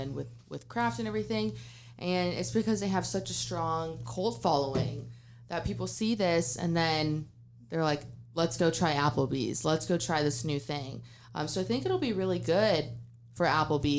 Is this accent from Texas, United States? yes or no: yes; San Antonio, Texas, United States; moved away as an adult; now in Fort Worth, United States; I'm from San Antonio, and I just moved here 6 months ago